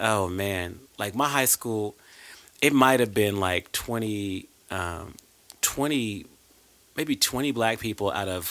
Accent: Arlington, Texas, United States; I was raised in Arlington, Texas

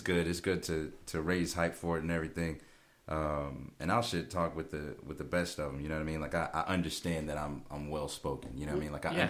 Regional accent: Georgia, United States; Southern Georgia.

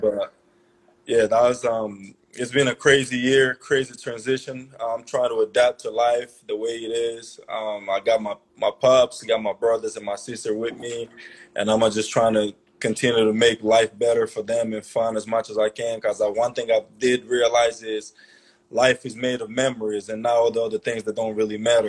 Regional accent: Angola; moved away as an adult; also born or lived in Maryland; a kid like me growing up in Angola

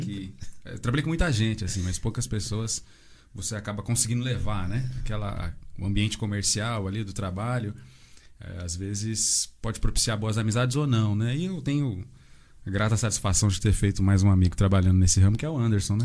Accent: Santa Isabel, São Paulo, Brazil; now in Arujá, Brazil; E eu nasci aqui, sempre vivi aqui, né? Hoje estou morando em Arujá, mas sempre fui de Santa Isabel

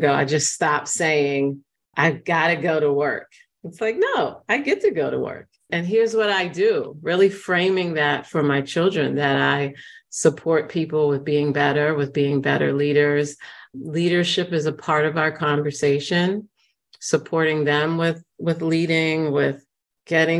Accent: New York City, New York, United States; I grew up in the Bronx in New York, and there's been a lot of gentrification, but the Bronx was a very rough area when I was growing up there

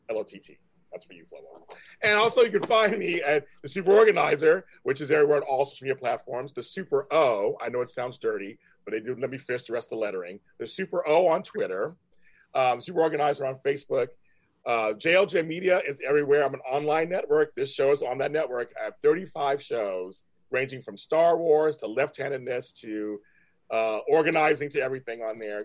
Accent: California, United States; I'm from California State

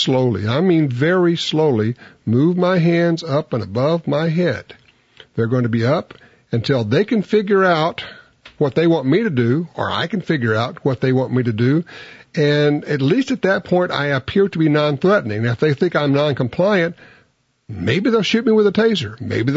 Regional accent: Louisiana, United States; I'm from Louisiana.

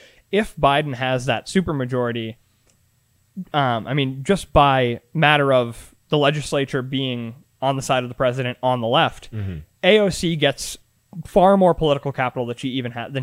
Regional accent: Massachusetts, United States; I went to school in Massachusetts. This is, you know, one of the top three most progressive states in the country.

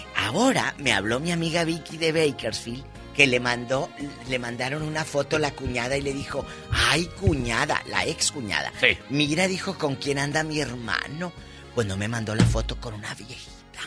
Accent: Matamoros, Tamaulipas, Mexico; now in California, United States; allá en mi tierra, en Matamoros

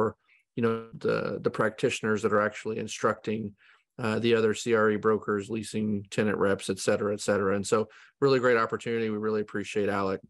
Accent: Texas, United States; I'm from Texas. I'm a Bluebell ice cream guy

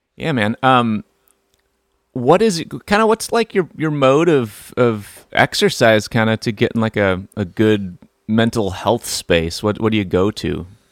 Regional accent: outside of Milwaukee, Wisconsin, United States; outside of Milwaukee, Wisconsin

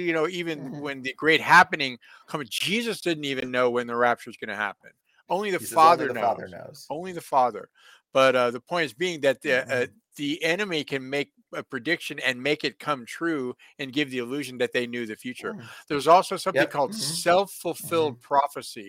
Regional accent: San Francisco, California, United States; also born or lived in Encino, California; I grew up in San Francisco

